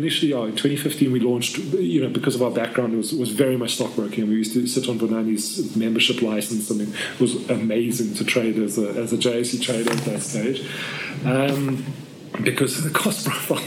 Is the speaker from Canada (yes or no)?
no; South Africa; I'm South African through and through. I have only a South African passport